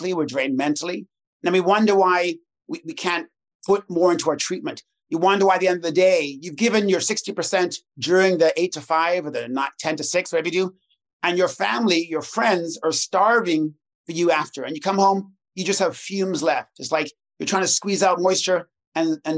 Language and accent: English; Toronto, Ontario, Canada; I'm from Toronto